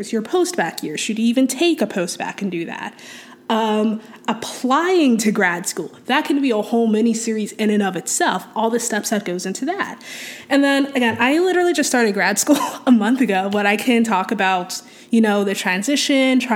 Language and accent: English; Gaithersburg, Maryland, United States; moved away as an adult; also born or lived in Washington, District of Columbia, United States / New York / Philadelphia; now in Twin Cities, United States; I was born in DC and raised just outside it in Gaithersburg, Maryland